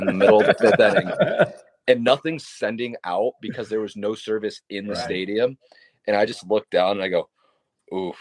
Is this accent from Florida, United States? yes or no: yes; Tampa, Florida, United States; I'm from Tampa. It's my hometown